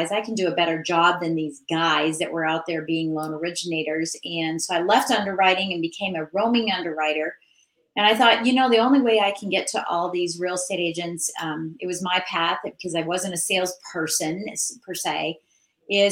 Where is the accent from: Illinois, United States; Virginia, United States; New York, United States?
Virginia, United States; I'm from Virginia. I'm in Northern Virginia